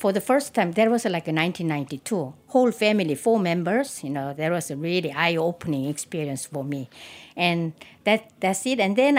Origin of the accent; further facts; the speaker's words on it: Yeosu, South Jeolla, South Korea; moved away; I was growing up in the city of Yeosu. It's the southernmost tip of Korea, which was just a harbor city and surrounded by all ocean.